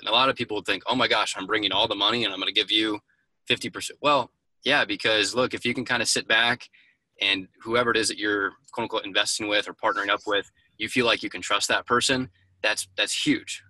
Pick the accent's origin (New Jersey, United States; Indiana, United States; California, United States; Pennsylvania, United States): Indiana, United States; Indianapolis; born and raised originally in Indianapolis